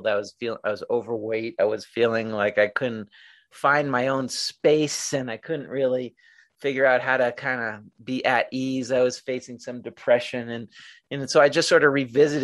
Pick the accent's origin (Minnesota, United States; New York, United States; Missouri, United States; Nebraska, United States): New York, United States; New York City; I moved back to my hometown, which was Little Neck, New York